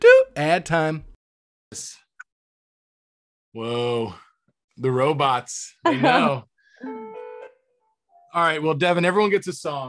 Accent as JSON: {"language": "English", "region": "Florida", "country": "United States", "tie": "born or raised there", "said": "But my instinct, especially growing up in Florida, was to go to the beach or the camping site where everybody is."}